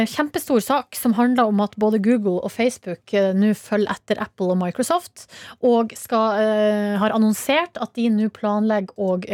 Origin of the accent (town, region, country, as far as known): Hamarøy, Nordland, Norway; born or raised there; moved away